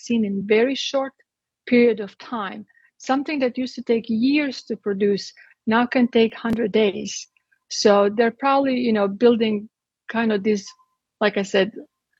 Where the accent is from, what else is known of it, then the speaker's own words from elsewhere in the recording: Croatia; moved away as an adult; I'm from Croatia. I was born in Yugoslavia and I lived there under communism until I was 18 years old.